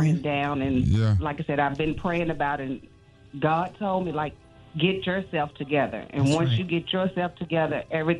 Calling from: Virginia, United States; I'm calling from Virginia.

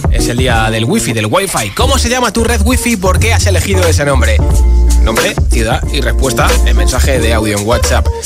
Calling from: Madrid, Community of Madrid, Spain; Hola. Buenas tardes equipo … de Madrid.

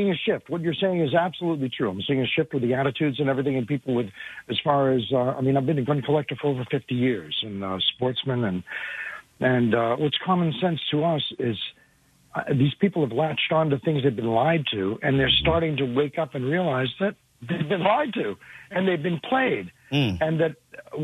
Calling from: New York, United States; I'm calling from New York. I live about a half hour north of Mordor

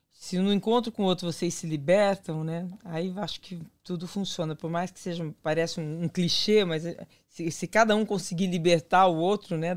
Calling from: São Paulo, Brazil; eu sou de São Paulo

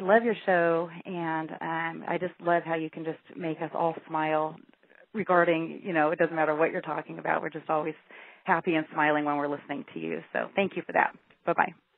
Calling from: Washington, United States; I'm calling you from Washington State

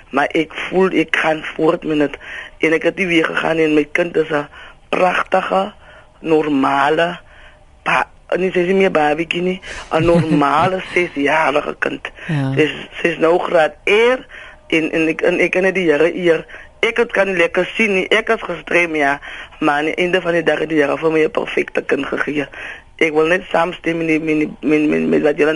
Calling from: Worcester, Western Cape, South Africa; van Wooster.

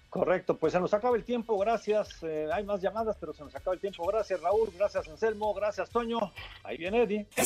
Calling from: Irapuato, Guanajuato, Mexico; Buenas noches … de Irapuato.

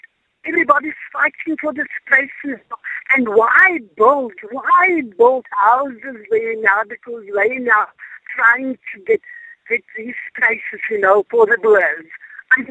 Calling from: Springbok, Northern Cape, South Africa; I'm phoning from Springbok, the Macallan.

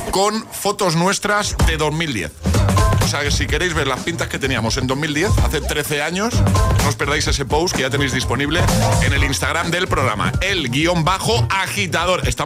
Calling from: Valencia, Valencian Community, Spain; Buenos días, agitadores. … de Valencia.

